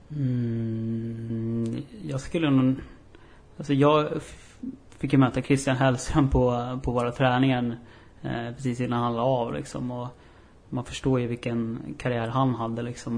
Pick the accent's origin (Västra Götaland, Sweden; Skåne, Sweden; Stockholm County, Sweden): Stockholm County, Sweden; Upplands Väsby; moved away as an adult; now in Umeå, Sweden; då flyttade jag hem och så gick jag ut gymnasiet i, i Väsby där jag kommer ifrån